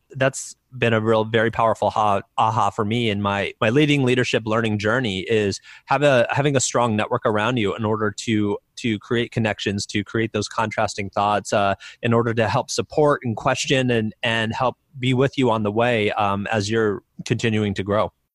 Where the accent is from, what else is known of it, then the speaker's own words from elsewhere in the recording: Iowa, United States; I grew up in the Midwest in Iowa